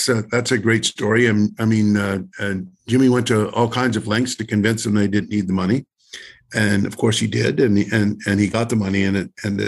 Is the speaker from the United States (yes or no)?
no; Cranbrook, British Columbia, Canada; my hometown of Cranbrook